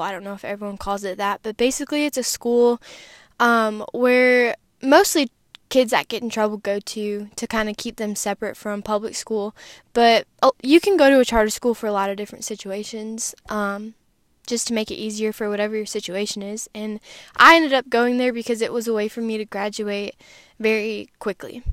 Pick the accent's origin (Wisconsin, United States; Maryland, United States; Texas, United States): Wisconsin, United States; I grew up in Wisconsin in a Christian family